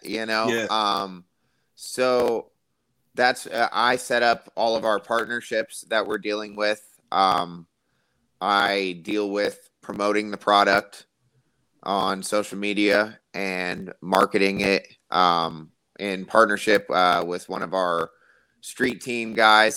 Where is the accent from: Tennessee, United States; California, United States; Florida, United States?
Florida, United States; Tampa; I'm from Tampa, Florida. So growing up in South Tampa and middle school and elementary school